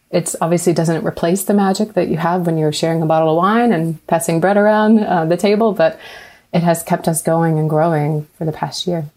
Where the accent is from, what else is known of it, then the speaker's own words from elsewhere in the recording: Raleigh, North Carolina, United States; now in Atlanta, United States; I grew up in Raleigh, but when I moved to Atlanta